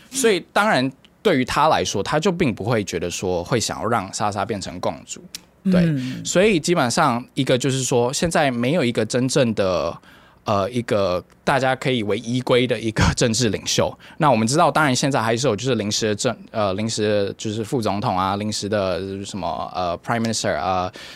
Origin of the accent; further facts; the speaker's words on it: Taiwan; also born or lived in Myanmar; 作为一个台湾人